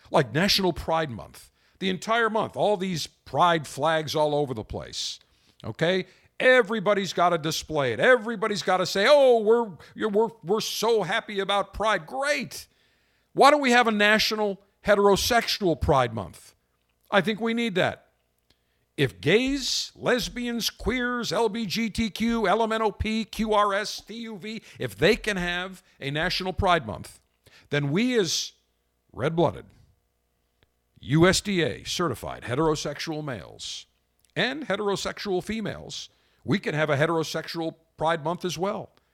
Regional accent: Buffalo, New York, United States; now in Tampa, United States; I grew up in Buffalo in the winter.

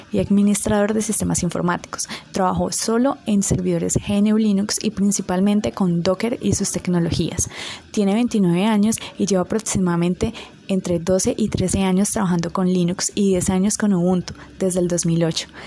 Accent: Colombia; aquí en Colombia, yo hablo pues de Colombia, eh, y en la ciudad en la que estoy

